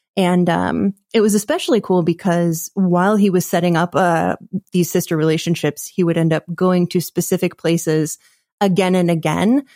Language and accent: English; Bozeman, Montana, United States; also born or lived in Washington, D.C.; we moved to Montana, and that is where I grew up